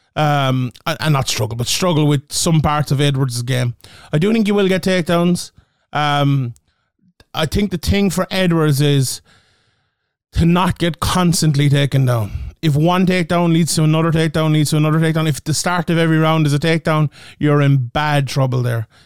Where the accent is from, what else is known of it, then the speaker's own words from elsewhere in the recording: Ireland; my beautiful home country, of Ireland